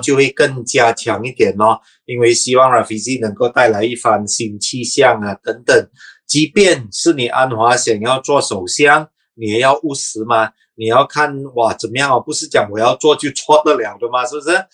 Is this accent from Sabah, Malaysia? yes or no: yes; Sabah, Malaysia; 我是沙巴人